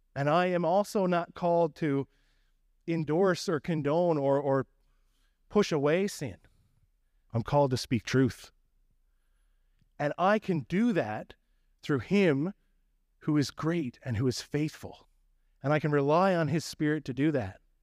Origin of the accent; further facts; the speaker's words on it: Newfoundland and Labrador, Canada; accent: Newfie; moved away; my Newfie accent